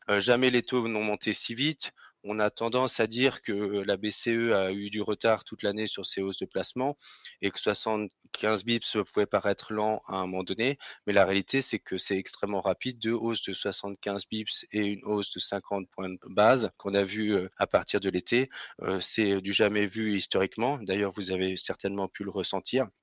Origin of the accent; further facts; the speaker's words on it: Alsace, Grand Est, France; accent: Alsatian; certains devineront à mon nom ou à mon accent que je suis alsacien